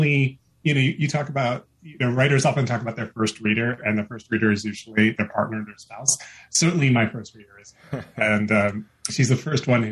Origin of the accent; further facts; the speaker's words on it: United States; I was born and brought up in America. So I am American by birth, Indian by ethnic heritage